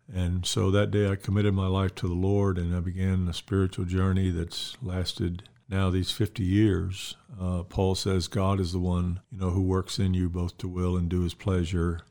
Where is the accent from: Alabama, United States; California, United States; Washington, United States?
Alabama, United States; Mobile; I grew up in Mobile, Alabama. I was born there, reared there